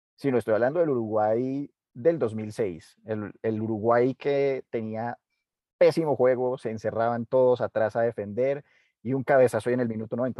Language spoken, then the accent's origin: Spanish; Colombia; uno como colombiano